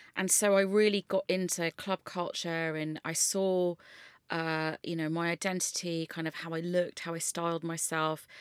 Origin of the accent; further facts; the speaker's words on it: London, United Kingdom; I grew up in West London